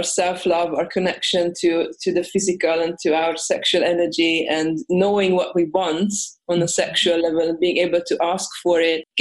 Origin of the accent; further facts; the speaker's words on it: Hungary; now in Sweden; I'm originally from Hungary, but I live at the moment in Sweden